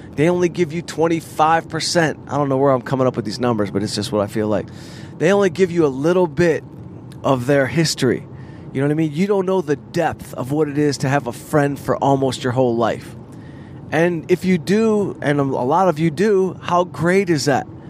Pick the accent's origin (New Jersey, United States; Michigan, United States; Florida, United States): Michigan, United States; Southfield; moved away as an adult; also born or lived in Arizona; So growing up in Southfield was very middle class, working class in some parts of Southfield